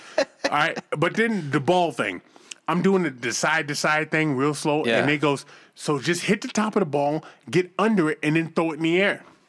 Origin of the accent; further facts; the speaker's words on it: Boston, Massachusetts, United States; I'm from the hood, man. I grew up in Boston.